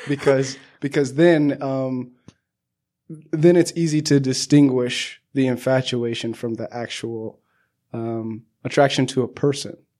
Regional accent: Southern California, United States; I grew up in Southern

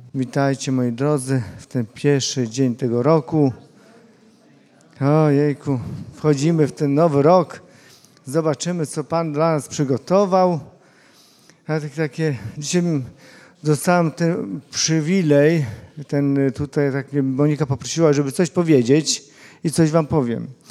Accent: Łuków, Lublin Voivodeship, Poland; Ja pochodzę z Łukowa

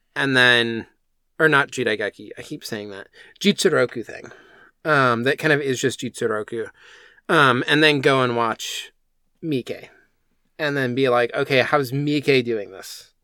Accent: United States; as an American

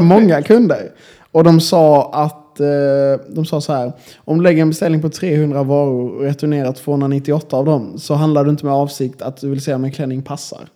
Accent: Malmö, Skåne, Sweden; moved away as an adult; now in Linköping, Sweden; jag är ändå från Malmö liksom, och det är en ganska stor stad

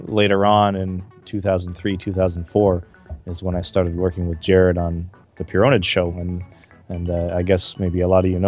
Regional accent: Calgary, Alberta, Canada; where I grew up in Calgary, Canada

